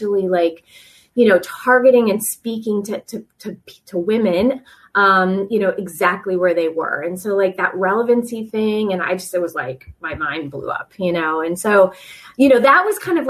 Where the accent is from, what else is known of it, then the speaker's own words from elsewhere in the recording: South Coast of Massachusetts, United States; moved away as an adult; also born or lived in Rhode Island; now in Virginia Beach, United States; I grew up in the South Shore of Massachusetts, not the South Shore, but the South Coast